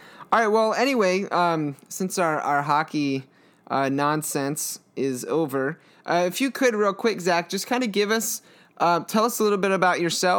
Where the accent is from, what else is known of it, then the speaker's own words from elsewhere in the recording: Maryland, United States; now in West Palm Beach, United States; we're currently in West Palm Beach, Florida. We're originally from Maryland.